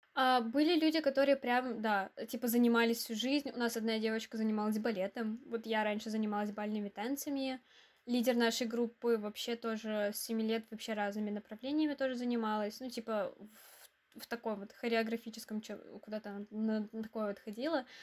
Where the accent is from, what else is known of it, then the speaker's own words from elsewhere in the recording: Izhevsk, Udmurtia, Russia; Мне 19 лет. Я из Ижевска.